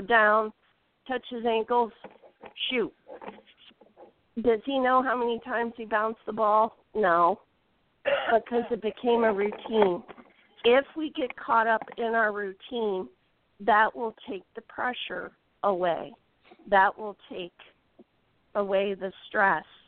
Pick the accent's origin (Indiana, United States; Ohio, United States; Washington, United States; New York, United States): Indiana, United States; I'm from Indiana